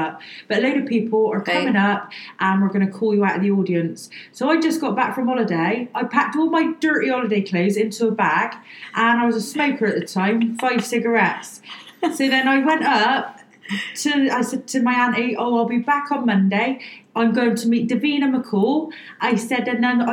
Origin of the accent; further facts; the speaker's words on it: Bristol, South West England, United Kingdom; accent: Bristol; I'm from Bristol. Obviously, if you know the Bristol accent, you'll know I'm from Bristol